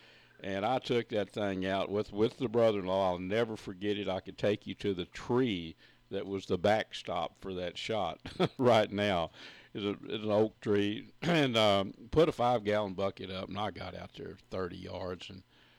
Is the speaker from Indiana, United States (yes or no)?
no; Red River County, Texas, United States; where I grew up in Red River County